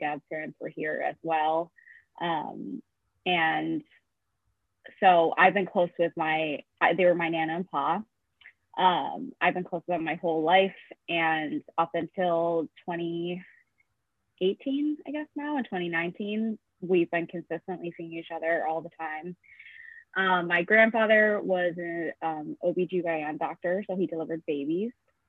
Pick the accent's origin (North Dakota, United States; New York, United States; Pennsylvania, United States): New York, United States; East Aurora; I am from Buffalo, New York, a small town called East Aurora, 20 minutes outside of Buffalo.